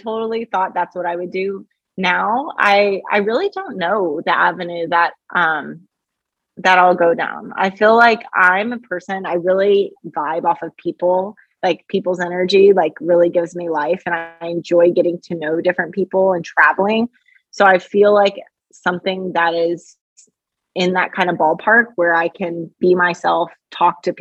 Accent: Kentucky, United States; also born or lived in Australia; now in Chicago, United States; I grew up in Kentucky

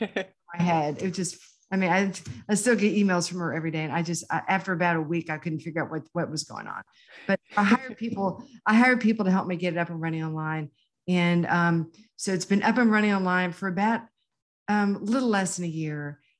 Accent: Houston, Texas, United States; born or raised there

